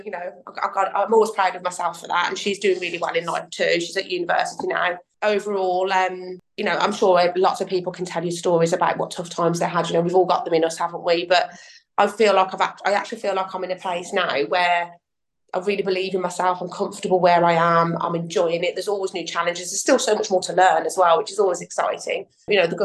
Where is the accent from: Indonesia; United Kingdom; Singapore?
United Kingdom; Birmingham, West Midlands; I was born and raised in Birmingham